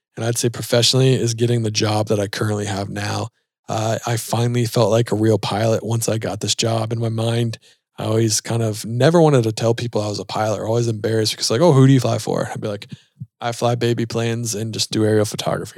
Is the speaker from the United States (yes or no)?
yes; Charlotte, North Carolina, United States; We're both from Charlotte